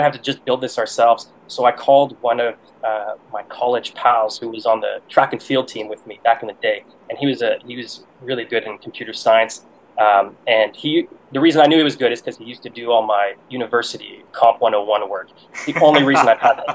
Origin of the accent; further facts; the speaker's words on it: Ottawa, Ontario, Canada; moved away as an adult; also born or lived in Montreal, Canada / Ethiopia / Taipei, Taiwan / Boston, United States; I'm originally from Canada, from Ottawa, which is the nation's capital over here